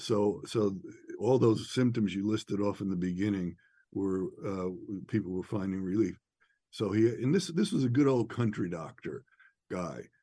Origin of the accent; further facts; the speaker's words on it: outside of New York City, United States; I'm from New York, outside of New York City, raised in the, you know, uh, late '60s and '70s